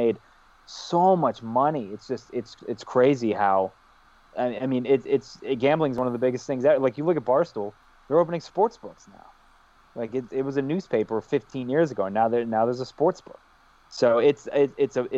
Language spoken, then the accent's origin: English; Howard County, Maryland, United States; also born or lived in Montgomery County, Maryland; I grew up in Howard County. I was born in Montgomery County, which is Redskin territory. We moved 5 minutes up the road to Howard County